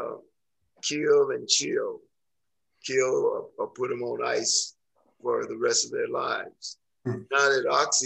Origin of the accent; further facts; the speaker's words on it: the South, United States; I'm from the South